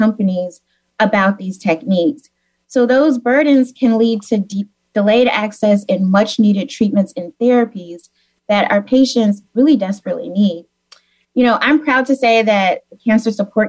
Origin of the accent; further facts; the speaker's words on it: Memphis, Tennessee, United States; moved away; also born or lived in Missouri; I am originally from Memphis, actually, so the home of Elvis, blues, and barbecue. So it's great to be here and represent my hometown, Memphis